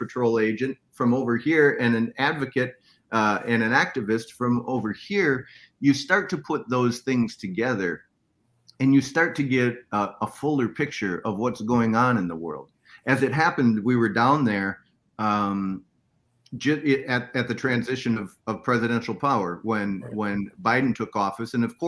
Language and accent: English; Minnesota, United States; So I'm from Minnesota. Minnesota is a bad place to be living in a trailer in January.